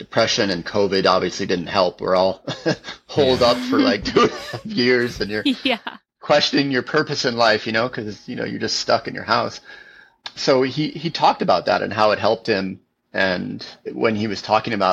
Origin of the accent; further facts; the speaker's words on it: Pacific Northwest, United States; I'm from the Pacific Northwest